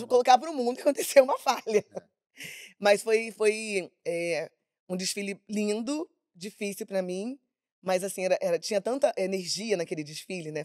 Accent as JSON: {"language": "Portuguese", "region": "Rio de Janeiro", "country": "Brazil", "tie": "born or raised there", "also_born_or_lived": "Edson Passos, Baixada Fluminense", "said": "Eu nasci no Hospital Público Estadual, Marechal Hermes"}